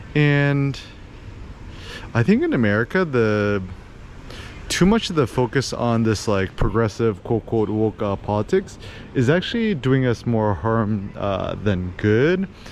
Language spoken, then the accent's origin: English; Bay Area, California, United States; moved away as an adult; now in Phnom Penh, Cambodia; I was born in the States, born, born in the Bay Area